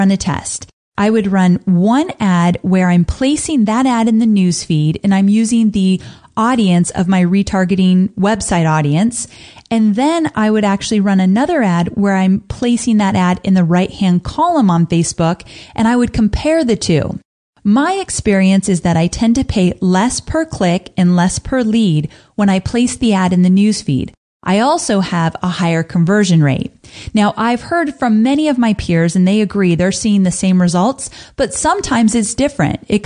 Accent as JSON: {"language": "English", "region": "California", "country": "United States", "tie": "born or raised there", "said": "Growing up in California"}